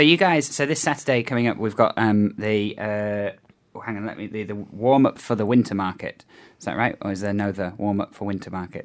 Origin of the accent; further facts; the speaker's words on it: England, United Kingdom; now in New Zealand; I come from England